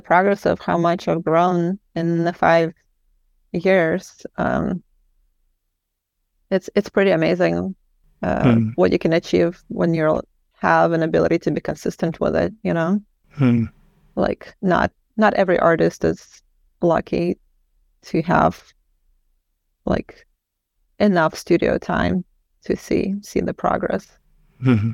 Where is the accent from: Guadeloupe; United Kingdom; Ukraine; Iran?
Ukraine; Kyiv; now in Portland, United States; I'm from Kiev, but my mom's side of the family are from this